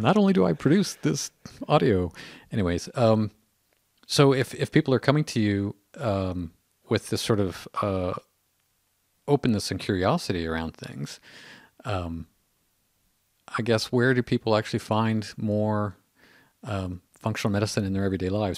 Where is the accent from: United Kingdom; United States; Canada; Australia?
Canada; a Canadian